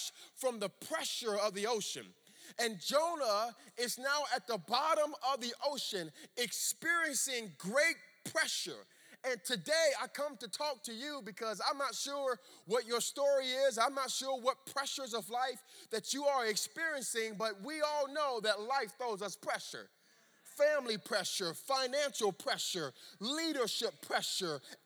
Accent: Miami, Florida, United States; also born or lived in Orlando, Florida; I grew up in Miami, Florida

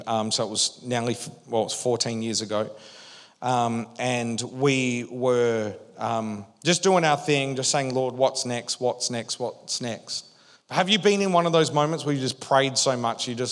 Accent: Western Australia, Australia; moved away as an adult; We grew up in Western Australia

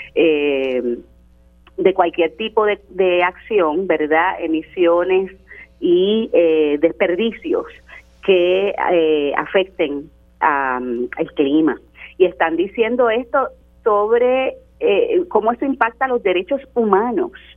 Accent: Carolina, Puerto Rico; mi pueblo, ¿verdad? El municipio de Carolina

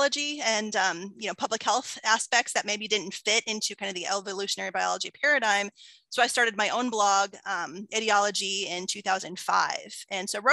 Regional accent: Findlay, Ohio, United States; I was living in my hometown of Findlay, which is like a small, you know, small town

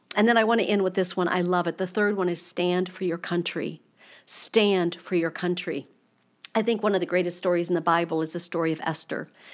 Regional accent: United States

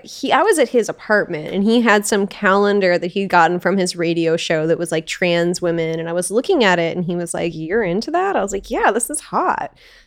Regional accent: Alaska, United States; moved away; also born or lived in Portland / Los Angeles; I grew up in Alaska in a really small town.

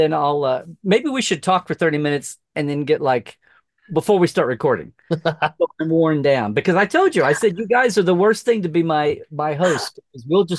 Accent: Norman, Oklahoma, United States; also born or lived in Slaughterville, Oklahoma; I grew up in Norman

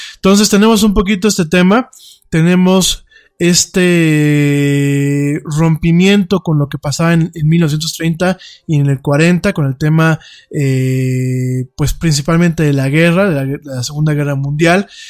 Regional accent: Mexico

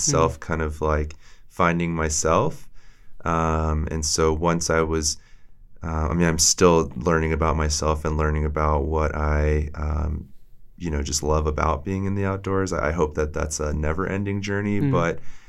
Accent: Maryland, United States; moved away as an adult; now in Montana, United States; I grew up outside or in Maryland

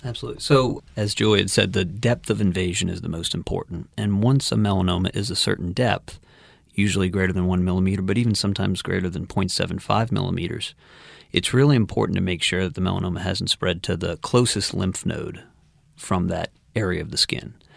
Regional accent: Metairie, Louisiana, United States; also born or lived in Houston; I'm also a New Orleans native. I was born and raised in Metairie.

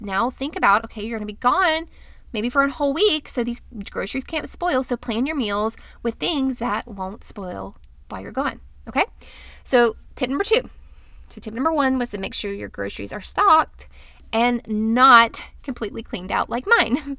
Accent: Florida, United States; I'm from Florida

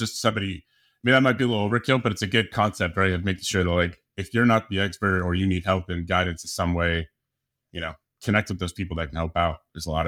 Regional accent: Colorado, United States; also born or lived in San Diego; So yeah, I'm from San Diego and I've been out here for quite a while, grew up in Colorado

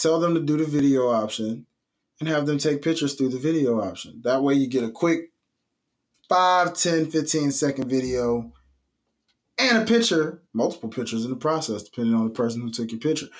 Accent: Memphis, Tennessee, United States; as a native of the state of Tennessee, I just want to make this very publicly known that I am from Memphis

